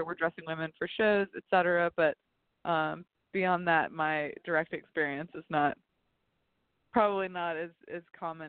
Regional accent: the South, United States; I was raised in the South, but didn't really spend any time working there, you know?

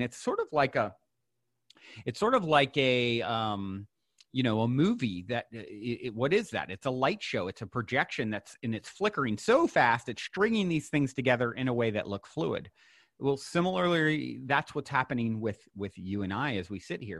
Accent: Virginia, United States; I was born and raised in Virginia, not so far from you.

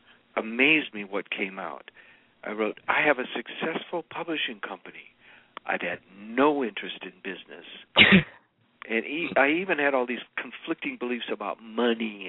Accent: United States; I'm an American.

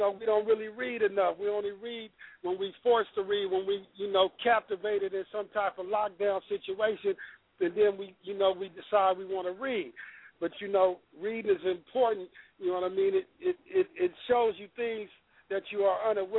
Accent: Sacramento, California, United States; I'm from Del Paso Heights in Sacramento

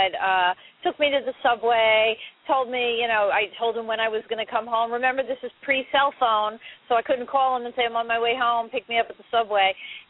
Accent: New York City, New York, United States; I grew up in Manhattan, and in Manhattan you don't have cars

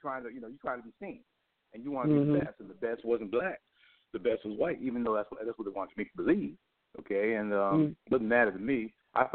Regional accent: Copiague, New York, United States; also born or lived in Flushing, Queens, New York / Jamaica, Queens, New York; Where I'm from is Copaig, New York. Copaig, I was born actually in Flushing, Queens.

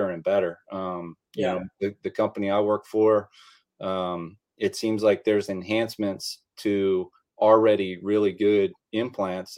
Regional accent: Bowie, Maryland, United States; I grew up in a town called Bowie, Maryland, which is about 15 miles northeast of Washington, D.C.

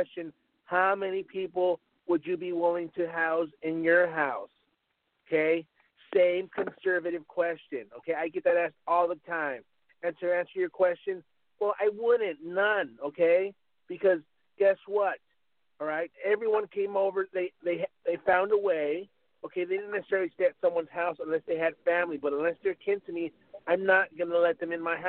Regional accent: Texas, United States; I'm from Texas

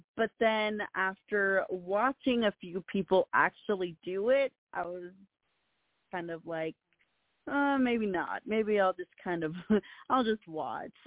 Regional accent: Peru; now in United States; I was born in Peru and I have family in Peru

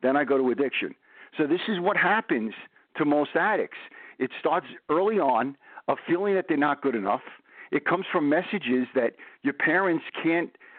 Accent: New York City, New York, United States; now in New Jersey, United States; I'm from Brooklyn

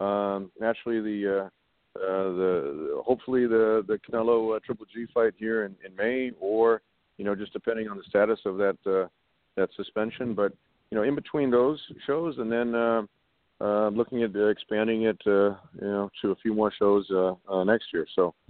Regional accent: Los Angeles, California, United States; also born or lived in Santa Monica; I was born and raised here in L.A. My parents were both born in Germany. They met here in Los Angeles, but, you know, I grew up, went to school, lived in L.A. all my life. I grew up in the Valley, and then I've been living in Santa Monica now for the last

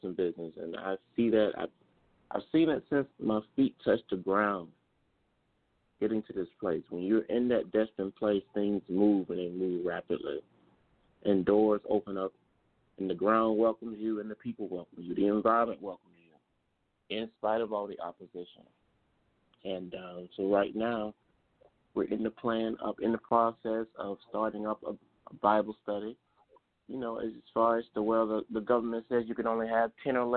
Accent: Tallahassee, Florida, United States; also born or lived in Atlanta, Georgia; now in Sugar Land, United States; My hometown, Tallahassee, Florida

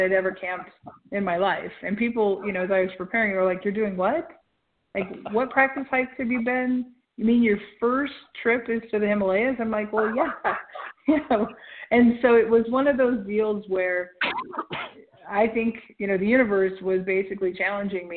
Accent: Nebraska, United States; I'm from Nebraska, so like 300 above sea level

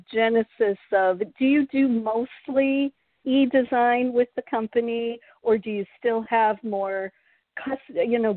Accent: Wisconsin, United States; also born or lived in Charlotte; now in Florida, United States; I'm from Wisconsin.

